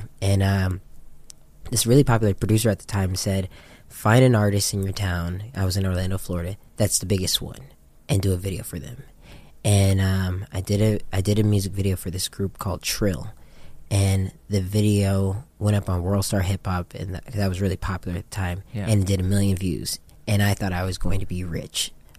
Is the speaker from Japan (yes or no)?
yes; Japan; moved away as an adult; now in United States; Well, prior to that, I grew up in Japan.